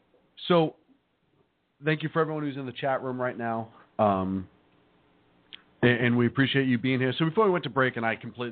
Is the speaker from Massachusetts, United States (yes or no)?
yes; Boston, Massachusetts, United States; moved away; that's my hometown